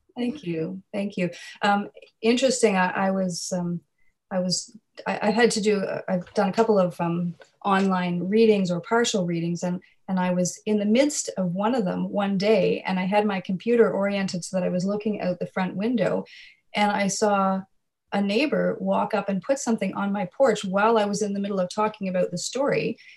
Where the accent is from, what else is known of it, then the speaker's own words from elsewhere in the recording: Nova Scotia, Canada; I grew up in Nova Scotia, my parents are actually from the prairies